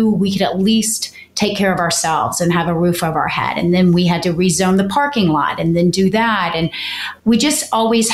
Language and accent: English; South Georgia, United States; moved away; I came from South Georgia, honey, and I didn't plan to go back.